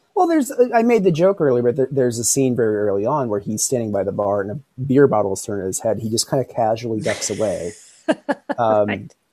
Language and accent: English; Philadelphia, Pennsylvania, United States; from my hometown of Philadelphia